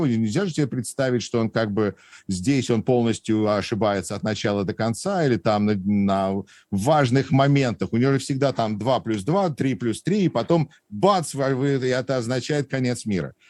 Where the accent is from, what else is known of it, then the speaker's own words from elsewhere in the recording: Moscow, Russia; now in Wisconsin, United States; я родом из Москвы, из Патриарших прудов, и, э, и ходил в Гнесинскую музыкальную десятилетку